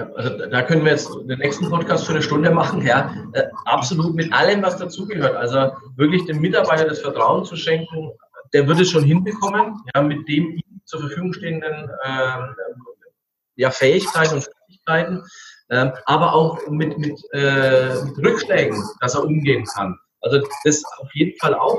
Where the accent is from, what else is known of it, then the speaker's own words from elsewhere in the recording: Franconia, Bavaria, Germany; bei uns in Franken